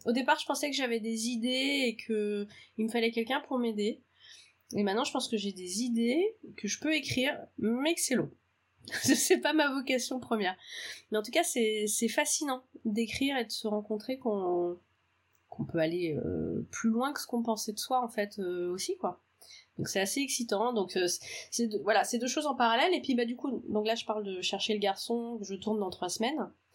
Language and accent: French; Auray, Brittany, France; also born or lived in Paris; now in Rennes, France; je suis née à Auray et j'ai grandi à Auray, dans le Morbihan